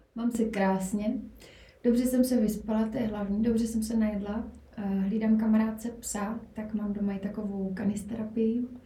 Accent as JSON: {"language": "Czech", "town": "Brno", "region": "South Moravian Region", "country": "Czechia", "tie": "born or raised there", "moved": "as an adult", "lives_now": "Prague, Czechia", "said": "původem jsem z Brna, byť už, už pár let žiju v Praze"}